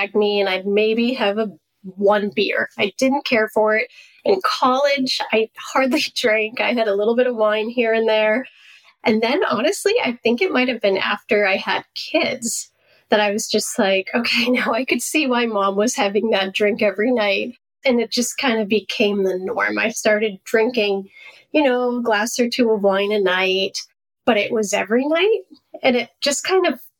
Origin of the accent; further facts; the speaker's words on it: Maine, United States; I grew up in Maine in a really big Italian family